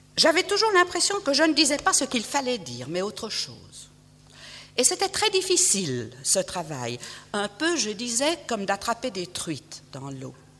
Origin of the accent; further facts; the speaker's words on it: Switzerland; je suis suisse et que je vis en Suisse